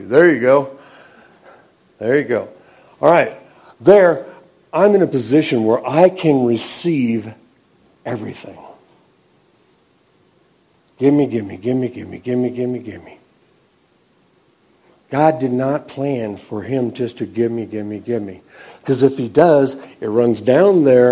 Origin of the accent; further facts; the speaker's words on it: Nebraska, United States; I was raised in Nebraska, we went to a Lutheran church when I was a kid